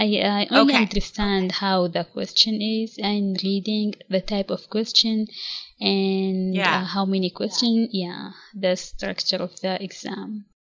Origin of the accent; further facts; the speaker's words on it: Nigeria; English is a second language; I came from Nigeria, a country which is located in the west of Africa. And I'm 27 years old.